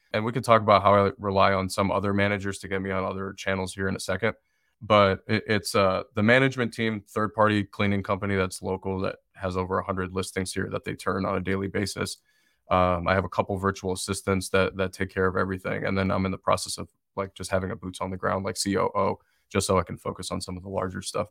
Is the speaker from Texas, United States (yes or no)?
no; Detroit, Michigan, United States; moved away as an adult; now in Asheville, United States; I'm originally from Detroit, Michigan, but I wasn't really open to going back to where I grew up